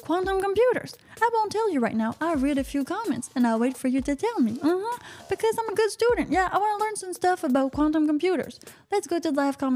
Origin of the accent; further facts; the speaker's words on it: Canada; I am from Canada